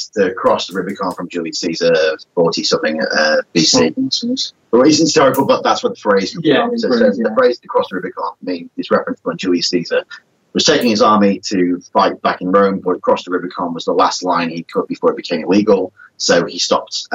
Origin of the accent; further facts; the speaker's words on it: England, United Kingdom; We don't forget we're English